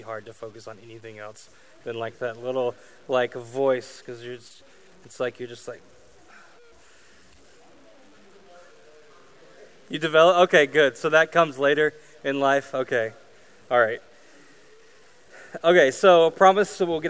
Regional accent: Arkansas, United States; also born or lived in Kansas City / Colorado / Idaho; now in Louisiana, United States; I grew up in Arkansas. I moved to Kansas City and Colorado and Idaho and back to Kansas City and then here in Louisiana

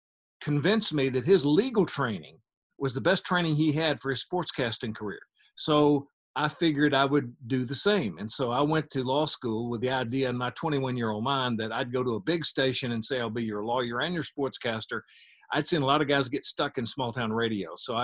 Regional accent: Osceola, Arkansas, United States; Well, it was typical Americana. I mean, small town, county seat town in the South on the Mississippi River.

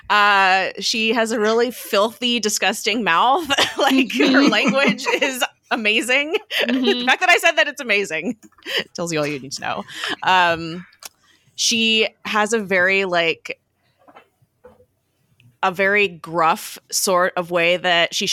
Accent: Los Angeles, California, United States; so I am from California. I have lived in the Los Angeles area my entire life.

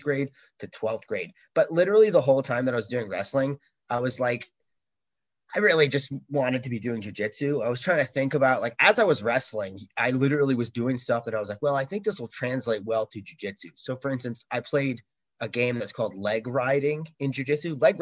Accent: New York, United States; moved away as an adult; now in Singapore; I grew up in New York.

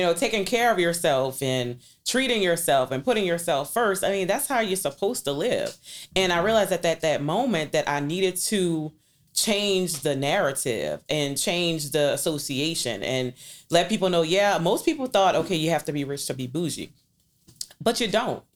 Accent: New Orleans, Louisiana, United States; I was born and raised in New Orleans East from nineteen seventy-nine

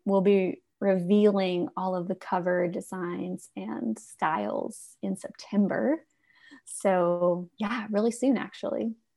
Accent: Alabama, United States; I'm from Alabama

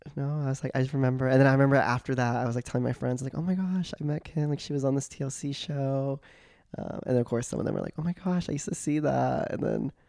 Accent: Joshua, Texas, United States; now in Austin, United States; I grew up in Joshua, Texas. Super small country town, y'all

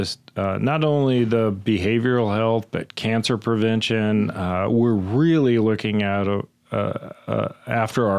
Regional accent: Kern County, California, United States; I come from Kern County

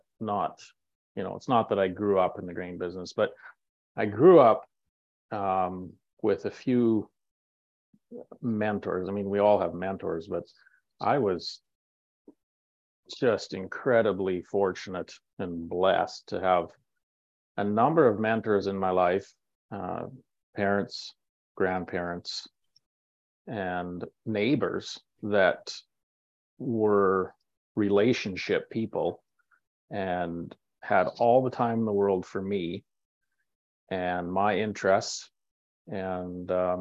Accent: Manitoba, Canada; also born or lived in Alexandria, Minnesota, United States; I was born in Minnesota, in Alexandria, and but I was 10 months old when mom and dad moved to Manitoba, and so this Manitoba's home for me

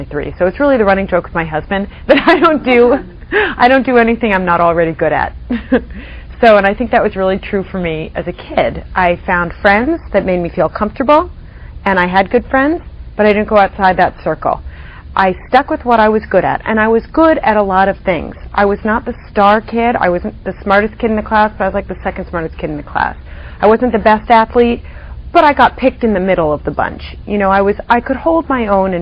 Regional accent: Washington, District of Columbia, United States; moved away as an adult; also born or lived in Providence, Rhode Island; I grew up in the Washington, D.C. area

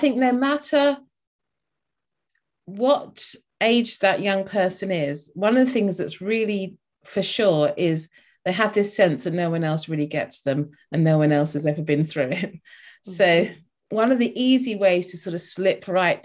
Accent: London, United Kingdom; moved away; I live somewhere halfway up the country, but I'm originally from London

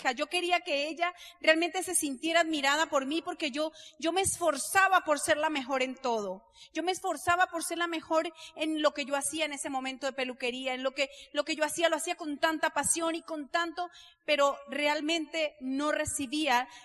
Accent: Colombia; Entonces yo le pregunté como buena colombiana al Señor

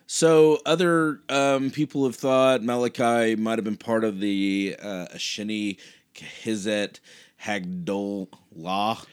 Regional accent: Kansas, United States; now in Dallas, United States; I grew up in Kansas

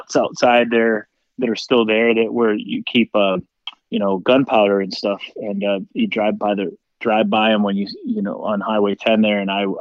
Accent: Anoka, Minnesota, United States; moved away; also born or lived in Nashville; I grew up in Anoka and just north of Anoka in a little town called Nowland.

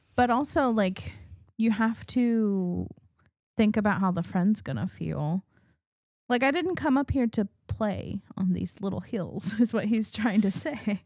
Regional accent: New Mexico, United States; growing up in New Mexico

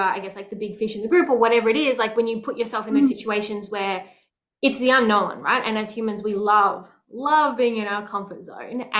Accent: Melbourne, Victoria, Australia; I grew up in Melbourne

